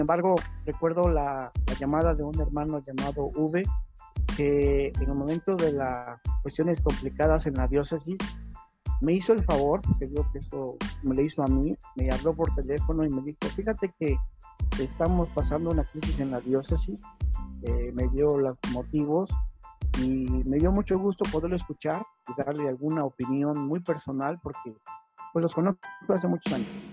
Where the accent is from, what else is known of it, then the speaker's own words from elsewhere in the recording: Cosamaloapan, Veracruz, Mexico; soy del estado de Veracruz, de un pueblo llamado Cozamalguapan